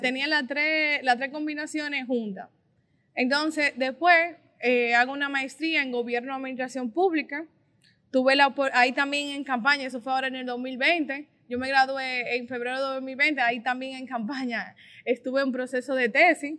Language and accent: Spanish; Puñal, Santiago, Dominican Republic; soy de un municipio pequeño de Santiago, del municipio de Puñal. Ahí inicié mi vida estudiantil, política